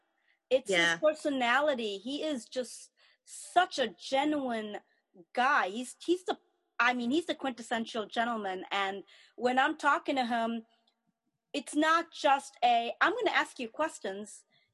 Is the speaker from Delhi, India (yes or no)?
no; Chennai, Tamil Nadu, India; born there; they're from Chennai or whatever, but I was born in Madras. I mean, because that's what it was called then.